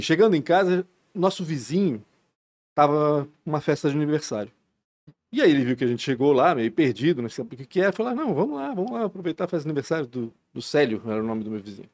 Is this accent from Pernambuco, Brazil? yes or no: no; Blumenau, Santa Catarina, Brazil; also born or lived in Belo Horizonte, Minas Gerais; eu vim de Belo Horizonte para Blumenau, eu tinha seis anos de idade